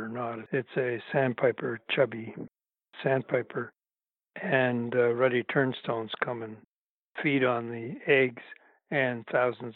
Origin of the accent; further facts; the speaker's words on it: Toronto, Ontario, Canada; Toronto, my hometown